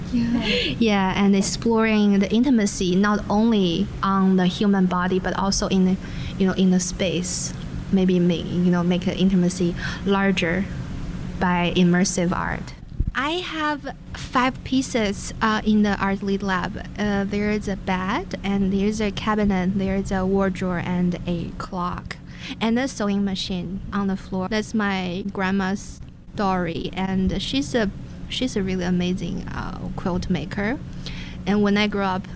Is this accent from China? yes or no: yes; Luoyang, Henan, China; moved away as an adult; now in Madison, United States; I'm from China.